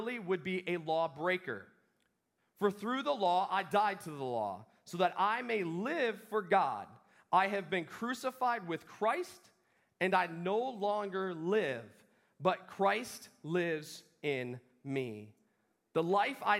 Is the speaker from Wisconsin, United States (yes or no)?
yes; Wisconsin, United States; I grew up in Wisconsin